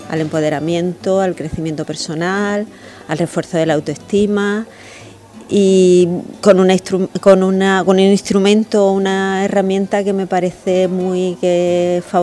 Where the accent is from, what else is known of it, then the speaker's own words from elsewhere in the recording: Huelva, Andalusia, Spain; moved away as an adult; also born or lived in Seville / Madrid; que soy de Huelva, volví a Huelva